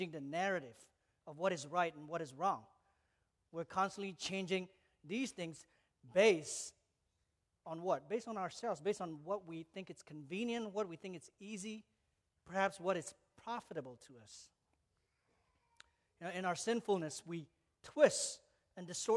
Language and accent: English; Malaysia; moved away; I grew up in Malaysia